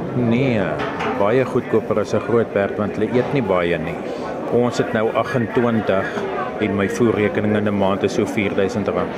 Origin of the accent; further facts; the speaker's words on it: Bethal, Mpumalanga, South Africa; now in Riversdale, South Africa; Ek het in Bethal groot geword